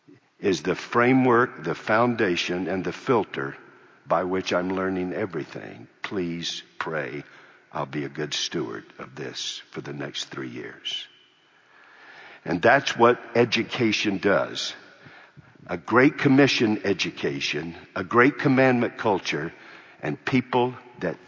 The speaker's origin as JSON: {"language": "English", "country": "United States", "said": "I'm an American."}